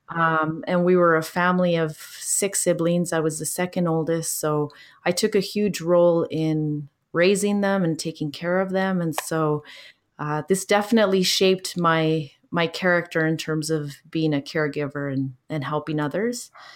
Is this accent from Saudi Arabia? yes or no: no; Canada; also born or lived in Chile; my family immigrated to Canada when I was four years old